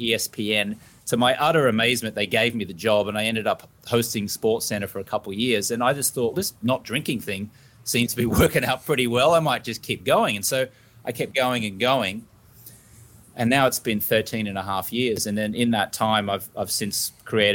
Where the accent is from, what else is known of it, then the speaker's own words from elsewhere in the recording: Brisbane, Queensland, Australia; I grew up in Brisbane, Australia